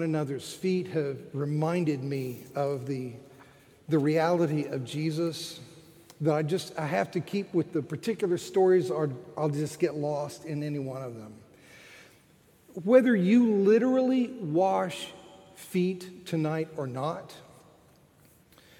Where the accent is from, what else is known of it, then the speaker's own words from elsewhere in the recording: Florida, United States; moved away as an adult; also born or lived in Philadelphia; I'm from Florida